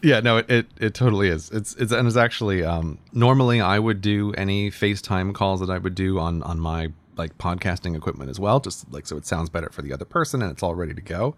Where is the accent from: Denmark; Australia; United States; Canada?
United States; now in United Kingdom; I'm American